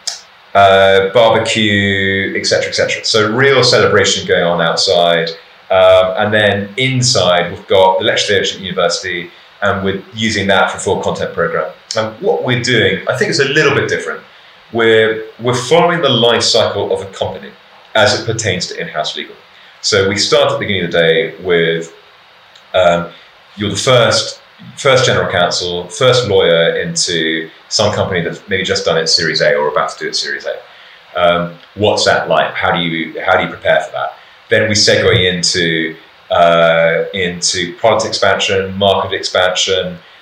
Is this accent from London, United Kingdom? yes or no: yes; London, United Kingdom; as a Londoner for all my life